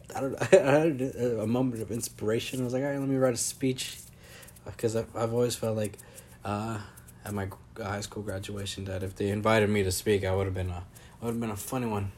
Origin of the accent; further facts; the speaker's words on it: Napa, California, United States; moved away as an adult; I grew up in Napa